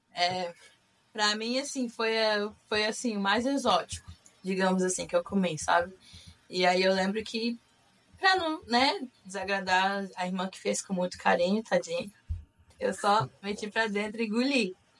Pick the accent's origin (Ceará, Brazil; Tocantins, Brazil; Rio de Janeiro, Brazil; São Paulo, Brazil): Rio de Janeiro, Brazil; Macaé; moved away as an adult; also born or lived in Campos dos Goytacazes, Brazil / Utah, United States; now in Florida, United States; eu sou de Macaé, no Rio de Janeiro. Não sou carioca da gema, mas eu sou fluminense. É, nascida no estado do Rio de Janeiro. Na verdade, nasci em Campos dos Goitacazes